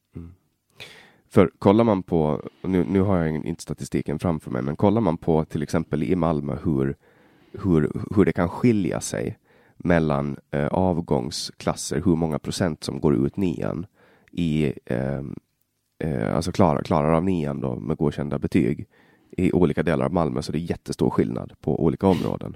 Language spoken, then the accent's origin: Swedish; Finland, Åland, Åland Islands; first language Swedish; also born or lived in Stockholm; Jag, jag kommer ju från Åland i, i Finland